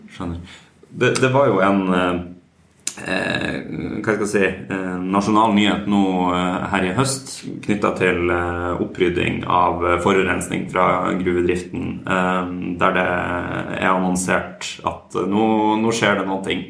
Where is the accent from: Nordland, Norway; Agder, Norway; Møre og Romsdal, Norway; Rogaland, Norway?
Nordland, Norway; near Sulitjelma; Sulitjelma, som er ikke så langt fra der jeg kommer fra